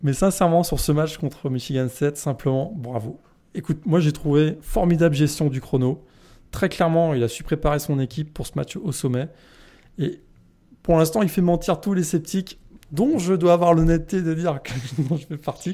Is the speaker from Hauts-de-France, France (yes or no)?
no; Brittany, France; je suis breton